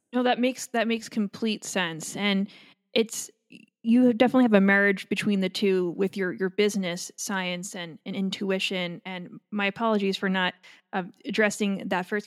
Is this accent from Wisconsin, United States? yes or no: no; Long Island, New York, United States; moved away; I'm from Long Island